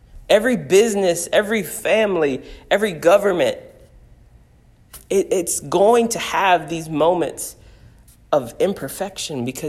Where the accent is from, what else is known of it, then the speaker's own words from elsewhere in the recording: United States; I love being an American.